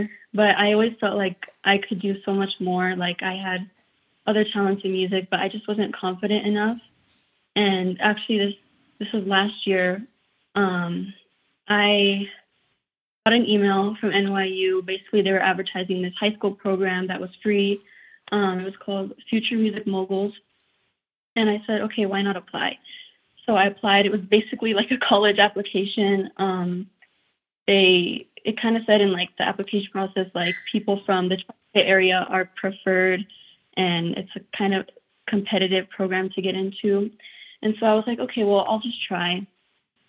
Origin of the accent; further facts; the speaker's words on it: Taos, New Mexico, United States; growing up in Taos, I really had to go out of my way to find opportunities for myself.